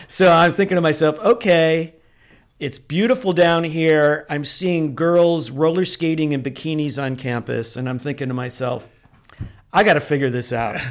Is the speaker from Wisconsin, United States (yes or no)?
no; Rochester, New York, United States; moved away as an adult; also born or lived in Greece, New York / Canandaigua, New York / Orange County, California; now in San Diego, United States; born in Rochester, New York